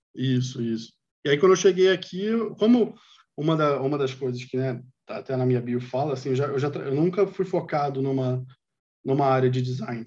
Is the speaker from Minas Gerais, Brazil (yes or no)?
no; Rio de Janeiro, Brazil; moved away as an adult; also born or lived in Vietnam / China / Canada; eu sou do Rio